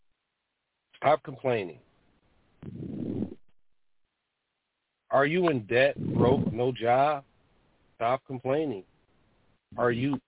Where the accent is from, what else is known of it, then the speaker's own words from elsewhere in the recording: Detroit, Michigan, United States; what it was like through my eyes growing up in Detroit